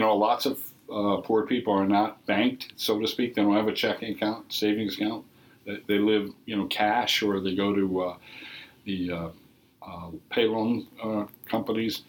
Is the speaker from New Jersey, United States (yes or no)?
no; Minnesota, United States; moved away; I grew up in several locations. Uh, Minnesota. Uh, so I'm a native Minnesotan.